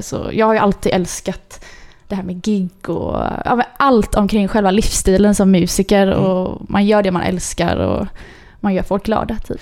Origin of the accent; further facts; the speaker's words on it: Mölndal, Västra Götaland, Sweden; jag är eh, född och uppvuxen i Mölndal